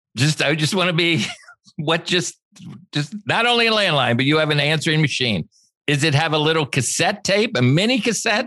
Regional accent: Los Angeles, California, United States; I was born in Los Angeles at the same hospital that Robert Kennedy died

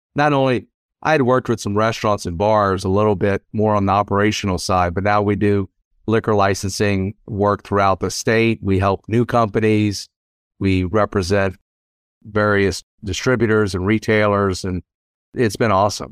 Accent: South Louisiana, United States; moved away as an adult; also born or lived in Washington, D.C.; now in Lexington, United States; I grew up in South Louisiana

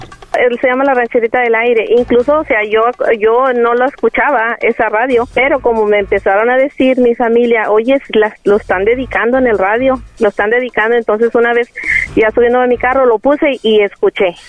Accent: Coahuila, Mexico; now in San Antonio, United States; Yo soy de Coahuila, pero vivo aquí en San Antonio, Texas

